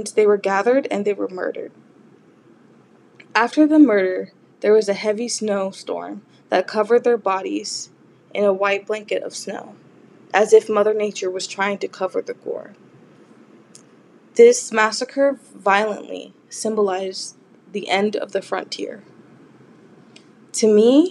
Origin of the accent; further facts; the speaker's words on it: Los Angeles, California, United States; I was born and raised in Los Angeles, California